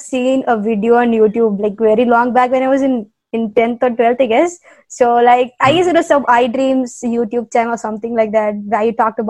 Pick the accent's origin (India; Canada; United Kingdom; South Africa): India; Chennai, Tamil Nadu; I'm actually from Tamil Nadu, Chennai.